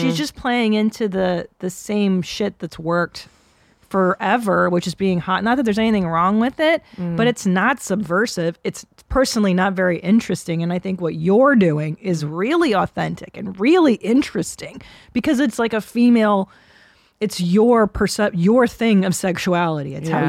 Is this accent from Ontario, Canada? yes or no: yes; Windsor, Ontario, Canada; I'm from Sweet Windsor.